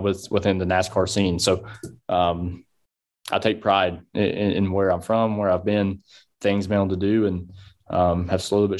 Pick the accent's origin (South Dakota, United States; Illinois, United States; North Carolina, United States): North Carolina, United States; I'm from North Carolina